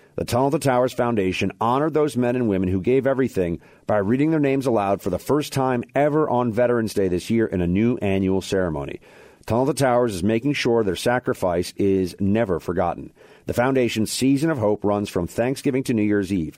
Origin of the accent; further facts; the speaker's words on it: New York City, New York, United States; I'm from Manhattan, New York City